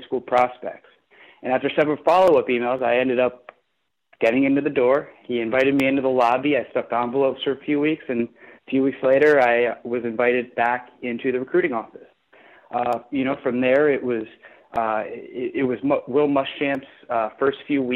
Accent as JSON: {"language": "English", "town": "Potomac", "region": "Maryland", "country": "United States", "tie": "born or raised there", "also_born_or_lived": "Florida", "moved": "as an adult", "said": "I grew up in Potomac, Maryland"}